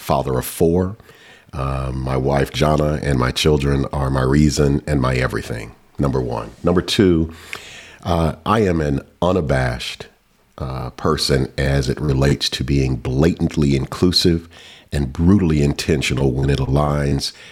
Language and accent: English; Atlanta, Georgia, United States; I grew up in Atlanta, Georgia, before it was cool to be from the SWAT